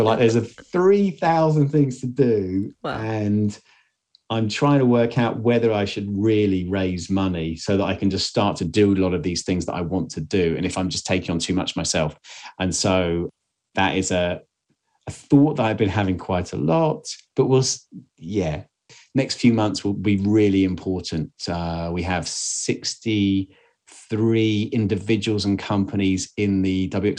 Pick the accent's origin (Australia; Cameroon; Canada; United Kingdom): United Kingdom; England; I'm English